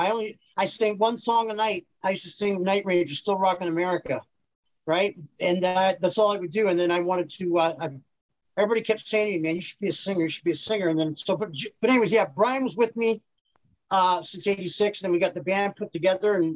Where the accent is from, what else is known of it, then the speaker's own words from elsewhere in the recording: Petrolia, Ontario, Canada; I'm from Petroleum, Ontario. That's just outside of Sarnia, really. It's a population of 4,000